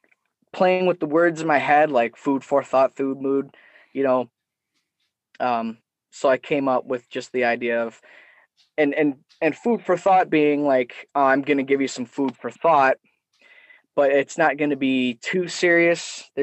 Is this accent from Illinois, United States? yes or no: no; Detroit, Michigan, United States; His storytelling about his youth in New York is so similar to my dad's stories and growing up in Metro Detroit